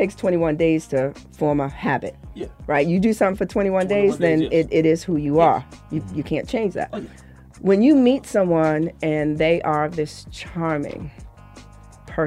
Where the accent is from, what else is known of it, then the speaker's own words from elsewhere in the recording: Boston, Massachusetts, United States; grew up in Roxbury